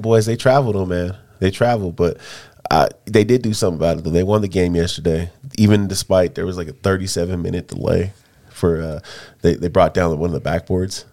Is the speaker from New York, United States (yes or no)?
no; Denver, Colorado, United States; I'm from Denver